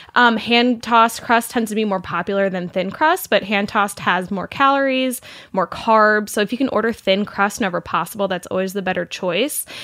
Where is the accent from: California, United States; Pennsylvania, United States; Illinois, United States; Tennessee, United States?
Illinois, United States; Saint Louis area, Southern; moved away; also born or lived in Missouri; I'm from Illinois, um, I'm from the Saint Louis area, so I claim Missouri and Illinois, kind of both as my home states